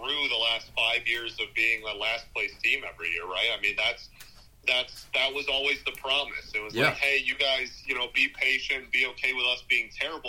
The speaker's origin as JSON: {"language": "English", "town": "Detroit", "region": "Michigan", "country": "United States", "tie": "born or raised there", "said": "growing up in Metro Detroit"}